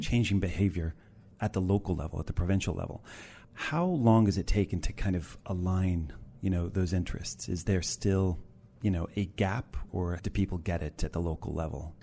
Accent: Los Angeles, California, United States; Growing up in Los Angeles in the nineteen nineties

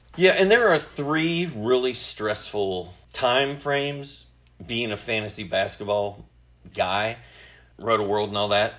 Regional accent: Indiana, United States; now in Dawsonville, United States; when I was growing up in Indiana

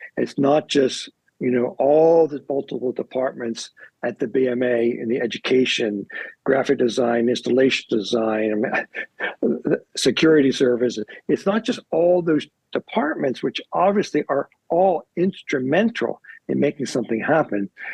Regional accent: Baltimore, Maryland, United States; growing up in Baltimore

